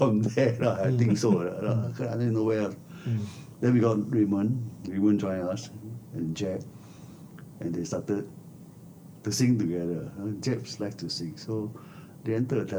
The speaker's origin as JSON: {"language": "English", "country": "Singapore", "tie": "born or raised there", "said": "We were all neighborhood boys living in Tiong Bahru"}